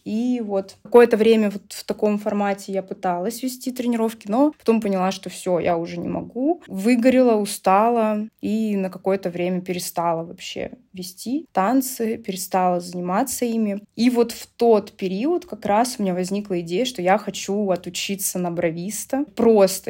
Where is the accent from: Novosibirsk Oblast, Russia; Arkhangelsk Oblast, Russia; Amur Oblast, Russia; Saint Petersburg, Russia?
Novosibirsk Oblast, Russia; Novosibirsk; у меня даже была своя небольшая студия танцев в Новосибирске, откуда я родом